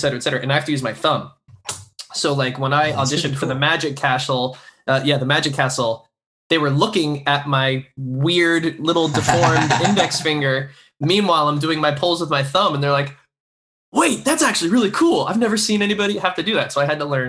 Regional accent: Florida, United States; Growing up in Florida

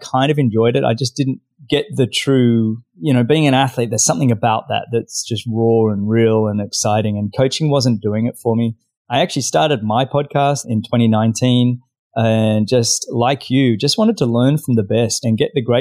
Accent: Australia; accent: Australian; moved away as an adult; now in South Florida, United States; I'm originally Australian, as you can probably tell by my accent. Now living in South Florida

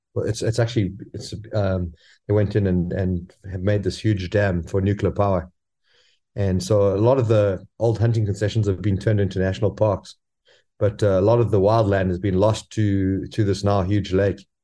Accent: South Africa; moved away as an adult; also born or lived in Tanzania; I'm originally from South Africa and, uh, I finished school and went straight up to Tanzania

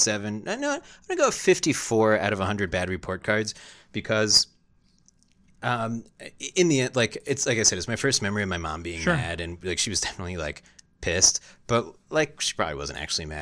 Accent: Southampton, New York, United States; I grew up in Southampton, New York. That's one of the Hamptons, which is not to say I grew up with money

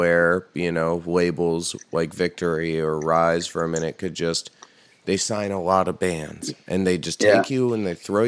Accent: Hudson Valley, New York, United States; where I grew up in the Hudson Valley

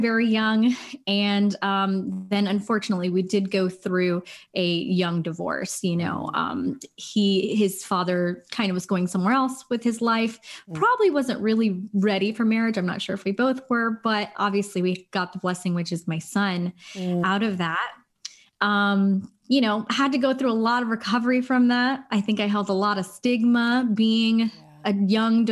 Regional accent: Los Angeles, California, United States; So I am from Los Angeles, California. I'm a Los Angeles native

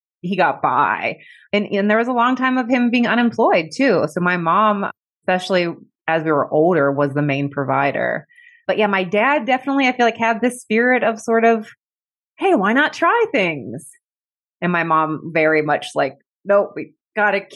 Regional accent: Cincinnati, Ohio, United States; I grew up in Cincinnati, Ohio

